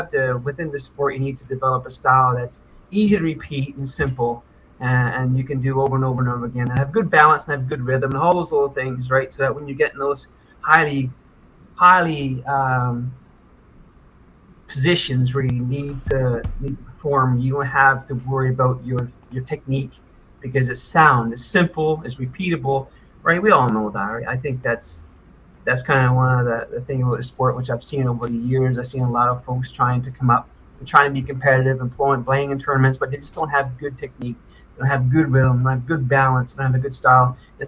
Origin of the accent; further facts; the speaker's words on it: Nova Scotia, Canada; Yeah, I came from Nova Scotia, …, yeah.